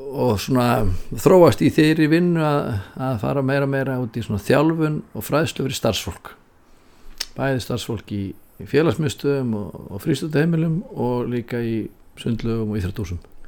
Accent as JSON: {"language": "Icelandic", "town": "Reykjavík", "region": "Capital Region", "country": "Iceland", "said": "ég er úr Forsóinum í Reykjavík"}